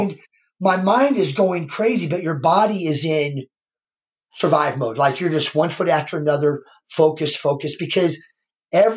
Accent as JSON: {"language": "English", "region": "Missouri", "country": "United States", "said": "I'm from the Show Me State"}